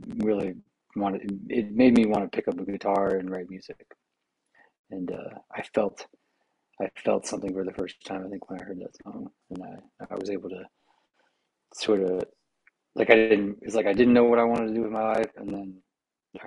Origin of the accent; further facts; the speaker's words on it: Pensacola, Florida, United States; moved away; I grew up down in Pensacola, Florida